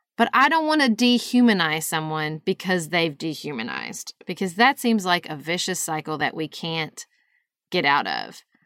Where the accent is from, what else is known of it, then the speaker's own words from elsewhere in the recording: United States; my values as an American